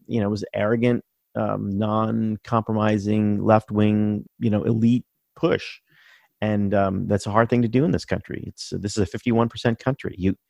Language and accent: English; Baltimore, Maryland, United States; born there; also born or lived in New England; but I was born in Baltimore, so I've been an Orioles fan forever. I spent a long time in New England